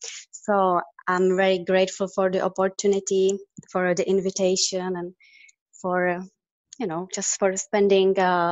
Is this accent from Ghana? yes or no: no; Czechia; moved away as an adult; now in California, United States; I came from Czech Republic